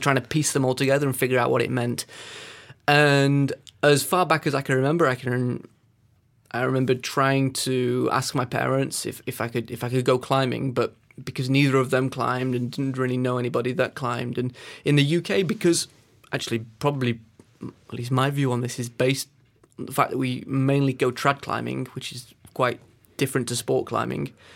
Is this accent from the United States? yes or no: no; Peak District, East Midlands, United Kingdom; I grew up in the Peak District, which is one of the climbing meccas of of England.